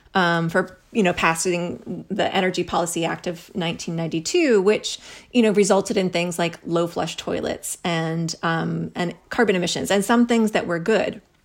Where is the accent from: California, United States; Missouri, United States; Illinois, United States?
Missouri, United States; moved away as an adult; also born or lived in Kansas City / Lee's Summit; now in Houston, United States; I grew up in Missouri.